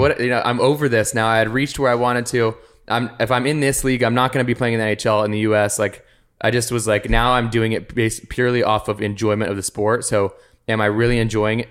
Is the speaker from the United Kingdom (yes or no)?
no; Arizona, United States; born or raised there; moved away as an adult; now in Los Angeles, United States